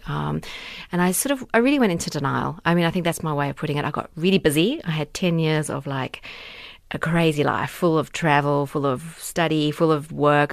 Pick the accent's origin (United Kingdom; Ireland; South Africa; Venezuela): South Africa; my South Africa card here. I'm um, from Africa